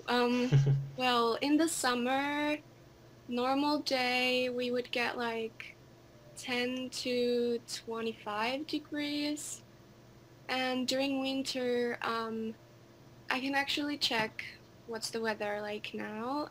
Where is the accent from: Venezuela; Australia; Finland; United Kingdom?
Finland; Helsinki, Uusimaa; I am a girl from Finland, Helsinki. I live in the capital